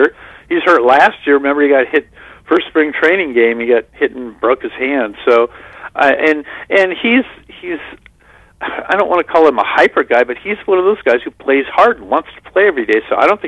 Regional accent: Northern California, United States; a Dodger fan growing up in Northern California

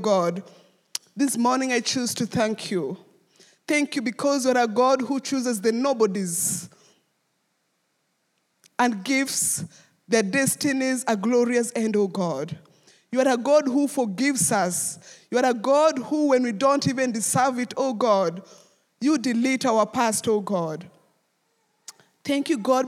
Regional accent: Nairobi, Kenya; I grew up in Kariobangi slum, which is the third largest slum in Kenya.

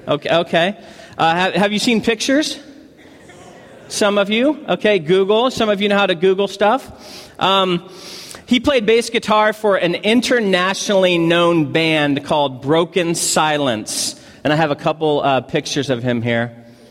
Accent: Missouri, United States; also born or lived in California; I'm from Missouri, moved to California, and have been to Hawaii on 3 separate occasions.

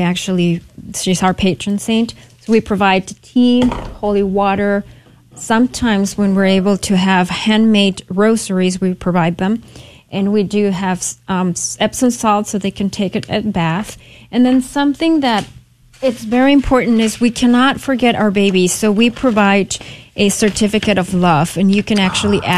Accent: Mexico; moved away as an adult; now in San Antonio, United States; I was born and raised in Mexico and I came to the U.S. for college.

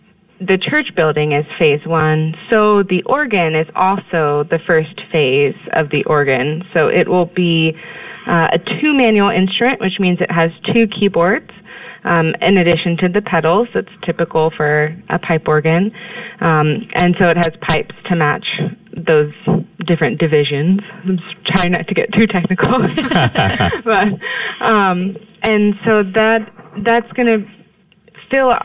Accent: Houston, Texas, United States; born or raised there; moved away as an adult; also born or lived in Indiana / Kansas

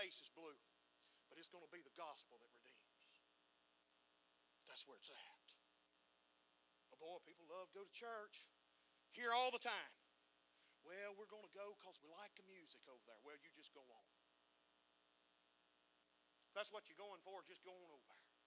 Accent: United States; being American

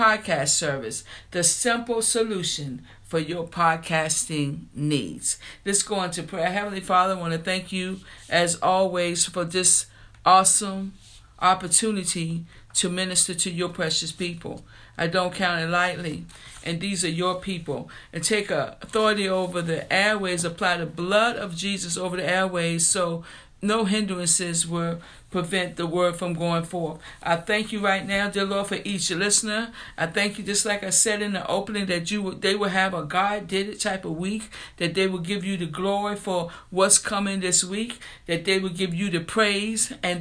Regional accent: New Kent, Virginia, United States; the grocery store in my hometown, it was a store called Chuck's, anybody that came from New Kent, Virginia

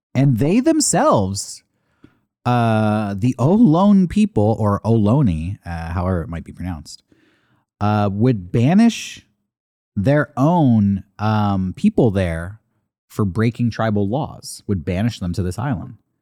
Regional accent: California, United States; I'm from the West Coast. I'm a California boy, born and bred.

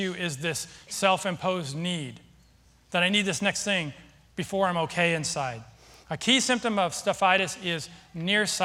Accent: Seattle, Washington, United States; moved away; I'm from Seattle

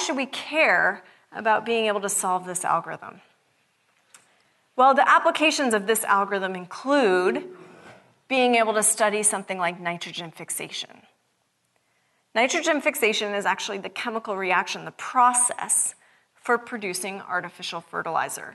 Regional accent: Seattle, Washington, United States; I'm from Seattle. It's not sunny a lot.

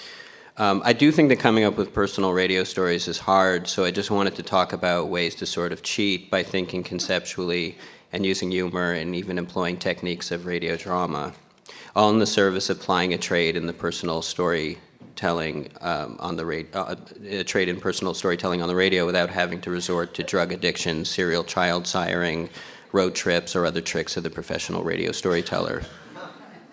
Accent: Canada; they know that I'm Canadian

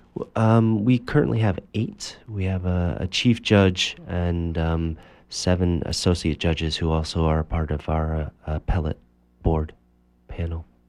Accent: Cambridge, Massachusetts, United States; I grew up in Cambridge, Massachusetts

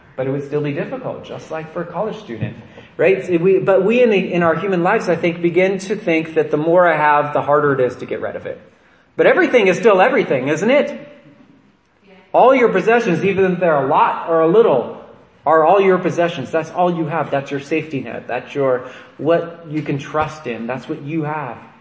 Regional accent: Nevada County, California, United States; growing up in Nevada County

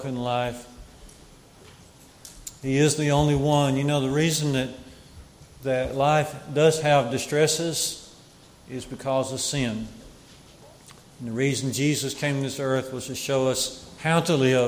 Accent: Jasper, Alabama, United States; One of the preachers in my area as I was growing up in Jasper was Flavel Nichols

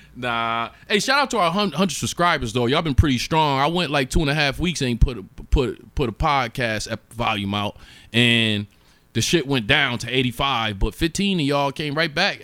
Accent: Buffalo, New York, United States; moved away; I'm from Buffalo, New York

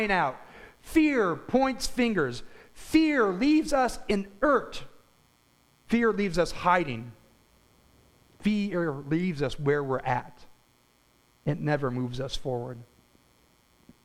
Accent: United States; As Christian American Christians

